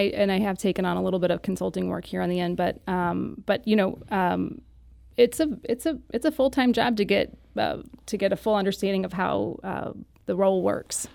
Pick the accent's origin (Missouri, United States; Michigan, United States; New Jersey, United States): Missouri, United States; Saint Louis County; I did, uh, grow up mostly in the unincorporated Saint Louis County area